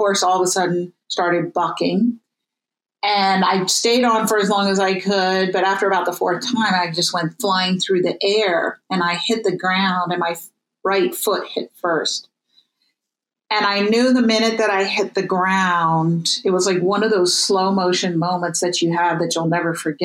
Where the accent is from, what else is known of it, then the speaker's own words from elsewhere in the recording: New York City, New York, United States; I grew up in New York City